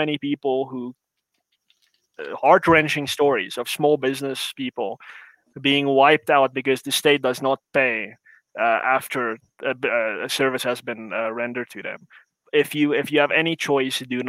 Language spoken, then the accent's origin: English; South Africa